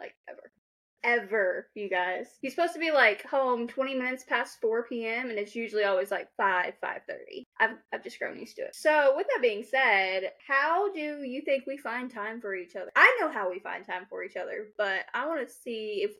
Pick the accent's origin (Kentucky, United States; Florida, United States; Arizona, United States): Kentucky, United States; accent: Kentucky; while I talk to my husband, my Kentucky accent comes out.